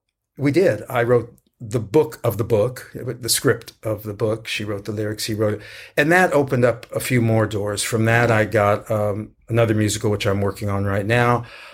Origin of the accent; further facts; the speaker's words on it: San Antonio, Texas, United States; You know, I grew up in San Antonio and, you know, did a lot of work there.